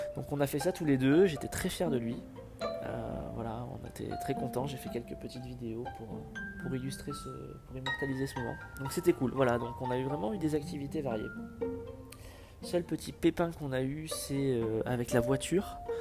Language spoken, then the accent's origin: French; France